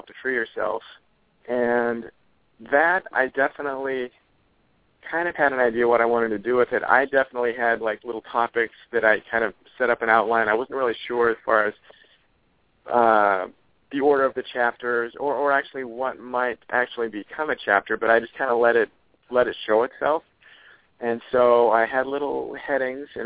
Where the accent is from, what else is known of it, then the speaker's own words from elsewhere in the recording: Oregon, United States; I'm from Oregon